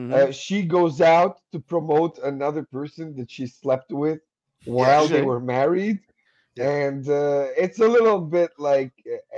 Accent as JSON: {"language": "English", "town": "Vancouver", "region": "British Columbia", "country": "Canada", "said": "Yeah, man, I'm from Vancouver. I got a green card."}